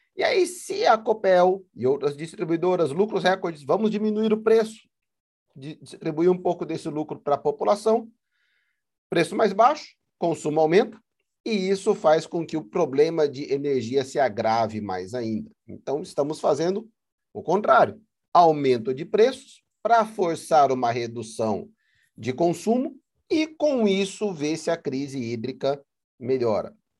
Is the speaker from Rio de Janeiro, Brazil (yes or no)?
no; Paraná, Brazil; moved away as an adult; also born or lived in São Paulo, Brazil; now in Moorhead, United States; a companhia paranense de energia no estado de onde eu sou nascido e criado